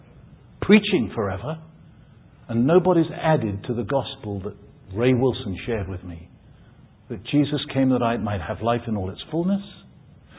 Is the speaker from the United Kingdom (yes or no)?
yes; England, United Kingdom; moved away as an adult; now in United States; I'm English.